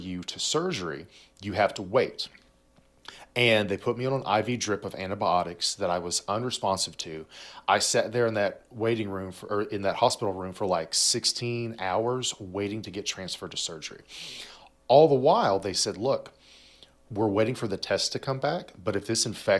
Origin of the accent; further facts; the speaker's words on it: United States; being an American